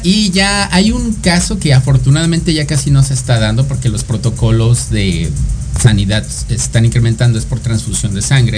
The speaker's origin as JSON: {"language": "Spanish", "region": "State of Mexico", "country": "Mexico", "also_born_or_lived": "Cuautitlán", "said": "Del Estado de México"}